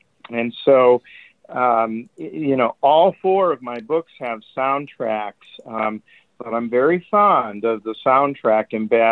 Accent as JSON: {"language": "English", "area": "St. Louis County", "region": "Missouri", "country": "United States", "tie": "born or raised there", "said": "I grew up in St. Louis County"}